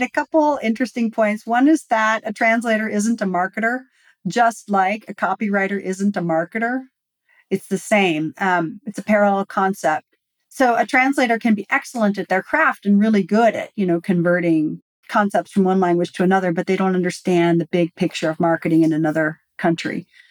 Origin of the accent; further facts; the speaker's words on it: United States; I am uniquely American